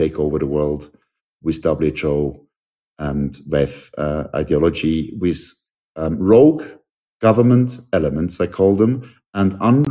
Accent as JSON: {"language": "English", "country": "Switzerland", "tie": "born or raised there", "said": "I'm a Swiss citizen, born and raised in Switzerland."}